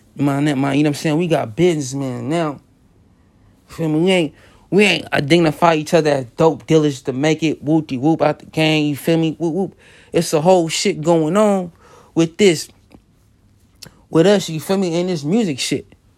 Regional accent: Los Angeles, California, United States; growing up in South Central and the whole L A theme is gangbanging

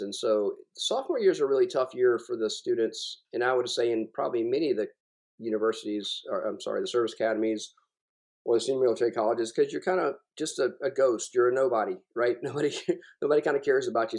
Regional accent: South Carolina, United States; also born or lived in Germany; I, I'm from South Carolina

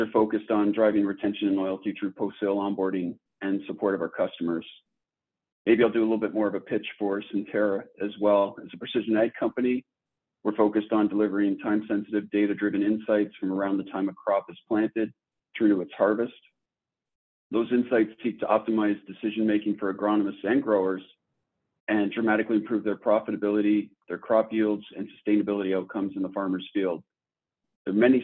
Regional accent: Toronto, Ontario, Canada; moved away as an adult; also born or lived in Silicon Valley, California; now in Minnesota, United States; I'm originally from Toronto, Canada, born and raised.

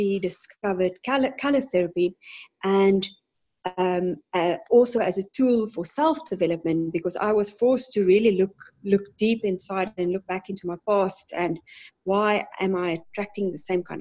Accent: Johannesburg, Gauteng, South Africa; I am from Johannesburg in South Africa

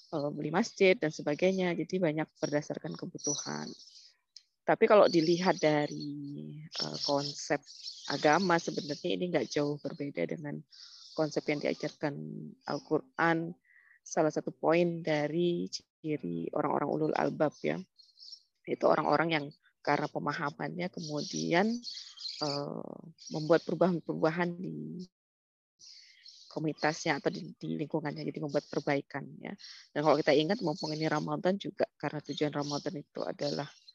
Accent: Lombok, West Nusa Tenggara, Indonesia; moved away as an adult; now in Sydney, Australia; dulu datang dari Lombok karena memang asli Lombok.

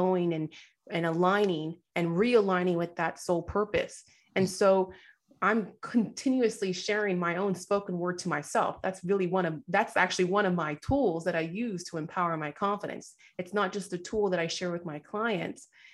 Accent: United States; I was actually born here in the States. My parents did immigrate from Nigeria

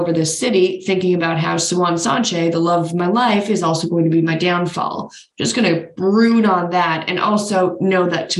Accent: Virginia, United States; It's …, okay. We're from Virginia.

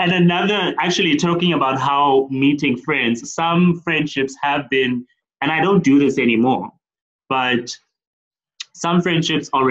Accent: East London, Eastern Cape, South Africa; now in Johannesburg, South Africa; I'm from East London, yeah. But then I moved to Joburg.

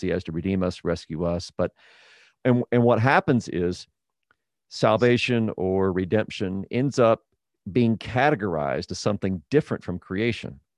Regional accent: Texas, United States; also born or lived in New Mexico / Midwest / Oklahoma; I was born there, raised pretty much in, in Texas

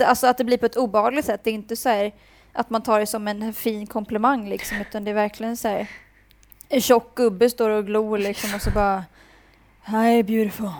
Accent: Sweden; moved away; kommer jag vara hemma i Sverige

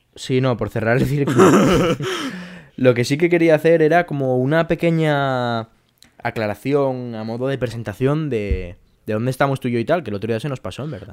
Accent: Mieres, Asturias, Spain; moved away as an adult; now in Madrid, Spain; Yo estoy en mi casa ahora mismo en Madrid, que estoy aquí estudiando, pero yo soy de Mieres en Asturias

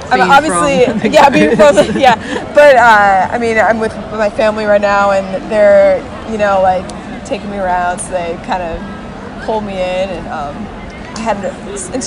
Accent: Orange, California, United States; moved away; I'm from Orange, California, right outside of Disneyland

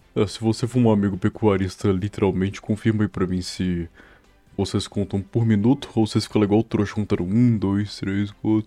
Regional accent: Belo Horizonte, Minas Gerais, Brazil; now in Norway; em Belo Horizonte, lá onde eu nasci, não moro mais lá

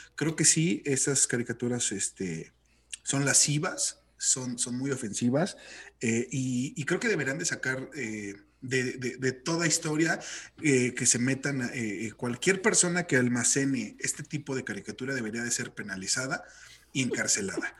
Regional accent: Mexico; como mexicanos

